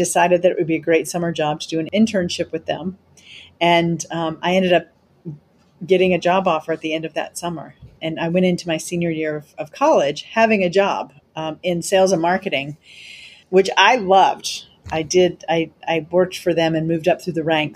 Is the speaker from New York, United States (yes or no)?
no; Chapel Hill, North Carolina, United States; also born or lived in Virginia; I grew up in North Carolina in Chapel Hill